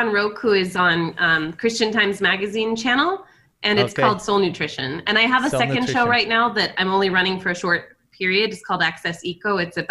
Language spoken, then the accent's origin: English; Brunei; also born or lived in France; now in United States; I lived in France for a while. I grew up in Brunei, Borneo, and went to school with the Sultan's kids. And then I've lived in a couple of states across America as well.